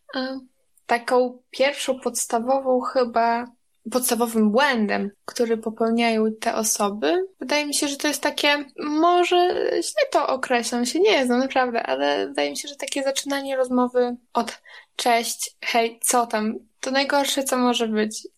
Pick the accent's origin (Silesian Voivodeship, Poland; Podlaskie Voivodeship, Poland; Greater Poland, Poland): Podlaskie Voivodeship, Poland; jestem niziołkiem, zielarzem z Podlasia